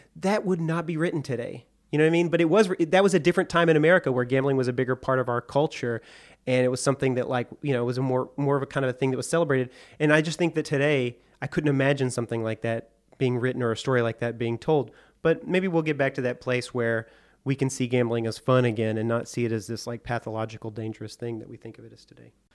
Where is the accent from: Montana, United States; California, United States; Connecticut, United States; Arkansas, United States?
Arkansas, United States; Hot Springs; I grew up in Hot Springs, Arkansas